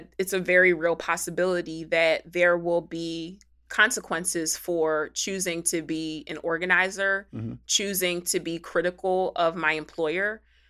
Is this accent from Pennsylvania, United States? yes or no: yes; Philadelphia, Pennsylvania, United States; I'm from Philly.